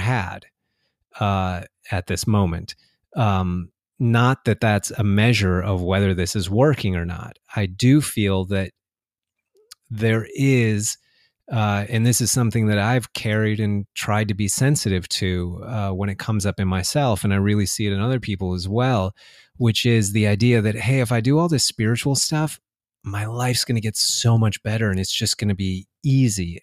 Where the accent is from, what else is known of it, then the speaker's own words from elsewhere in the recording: United States; I was born and raised in the United States. I've lived here my whole life.